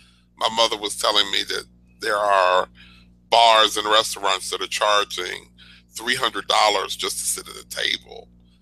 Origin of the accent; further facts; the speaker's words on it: Chicago, Illinois, United States; Yeah, I too am from Chicago